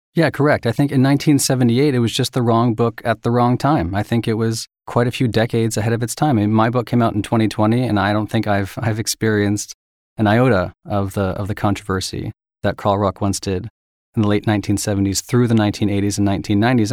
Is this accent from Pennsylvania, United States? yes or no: yes; Philadelphia, Pennsylvania, United States; I went to an all-boys prep school in Philadelphia